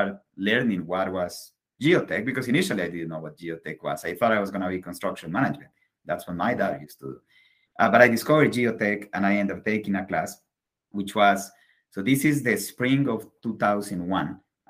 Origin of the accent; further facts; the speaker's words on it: Bogota, Colombia; moved away as an adult; now in Pittsburgh, United States; I am from Bogota. Born and raised there and lived there until I was 22 years old, then came to Pittsburgh